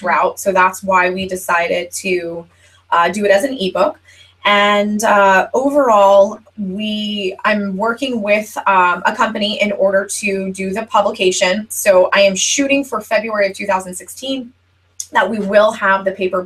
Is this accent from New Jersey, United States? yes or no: yes; New Jersey, United States; I'm from New Jersey